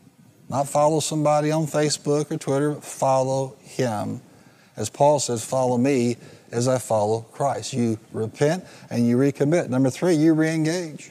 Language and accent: English; the American West, United States; if I'm American, I'm from the West